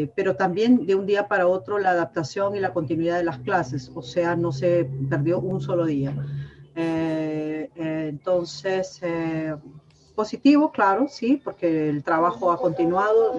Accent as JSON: {"language": "Spanish", "country": "Peru", "said": "soy peruana y soy cevichera"}